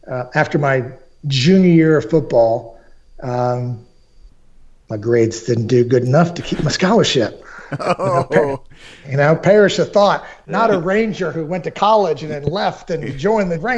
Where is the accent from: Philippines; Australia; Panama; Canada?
Panama; Fort Sherman, Colón; born there; I was born in Panama in the in the '60s